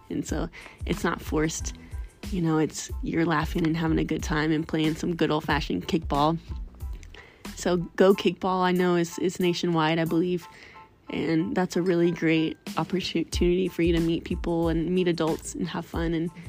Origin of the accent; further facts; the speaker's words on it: Missouri, United States; also born or lived in Florida; So I'm from Missouri, and I made a pit stop moving from Florida. And I moved all my household goods to Missouri, to my parents' house, before I moved out here.